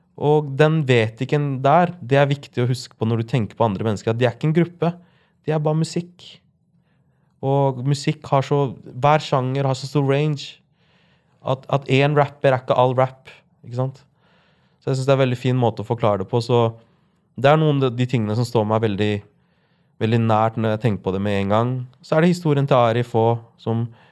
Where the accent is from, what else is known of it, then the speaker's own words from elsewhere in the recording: Larvik, Vestfold, Norway; jeg vokste opp i Larvik